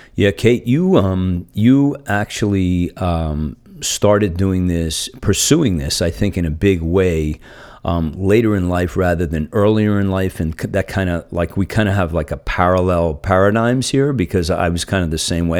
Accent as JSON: {"language": "English", "region": "New Jersey", "country": "United States", "moved": "yes", "lives_now": "San Francisco Bay Area, United States", "said": "I'm from New Jersey originally"}